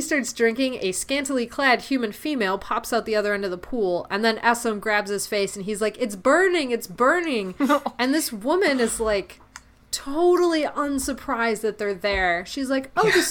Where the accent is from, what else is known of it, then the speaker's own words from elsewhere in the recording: Canada; the Canadian here, with all of my good friend coworkers being in Mexico